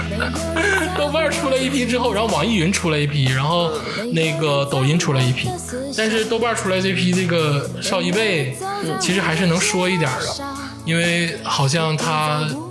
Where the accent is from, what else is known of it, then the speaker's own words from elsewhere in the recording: Changchun, Jilin, China; 刘烨也是咱们长春老乡，土生土长。